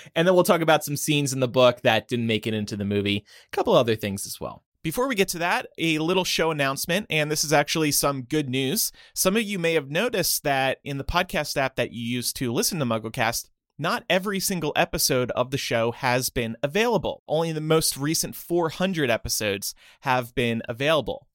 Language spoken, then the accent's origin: English; United States; we are American